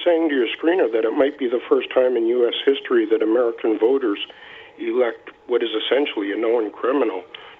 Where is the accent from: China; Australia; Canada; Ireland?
Canada; I was born and raised in Canada